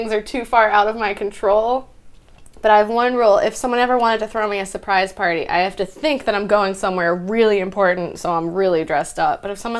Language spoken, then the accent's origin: English; Pennsylvania, United States; moved away as an adult